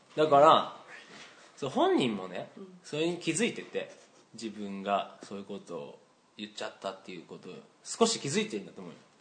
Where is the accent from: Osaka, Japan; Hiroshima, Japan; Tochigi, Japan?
Hiroshima, Japan; 俺広島ですけど